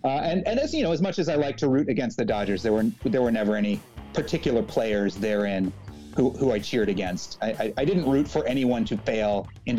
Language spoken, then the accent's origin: English; Bay Area, California, United States; I am a Bay Area kid in California.